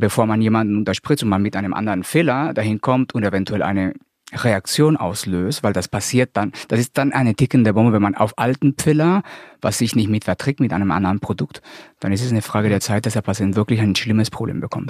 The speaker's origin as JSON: {"language": "German", "country": "Colombia", "tie": "born or raised there", "moved": "yes", "lives_now": "Hamburg, Germany", "said": "bin äh, gebürtiger Kolumbianer, lebe aber hier in Deutschland seit 20 Jahren"}